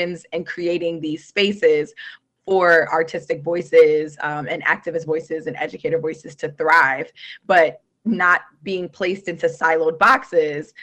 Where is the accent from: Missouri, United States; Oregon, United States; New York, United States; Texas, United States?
New York, United States; New York City; moved away as an adult; now in Amherst, United States; my time growing up in New York City, from the Bronx, born and raised.